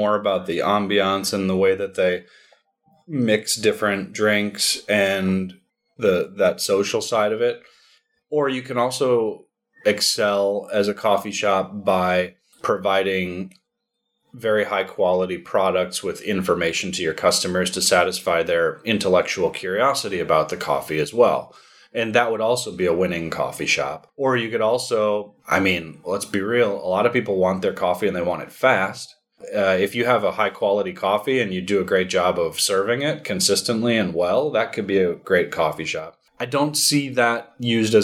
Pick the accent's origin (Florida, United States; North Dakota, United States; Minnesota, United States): Minnesota, United States; I'm from Minnesota.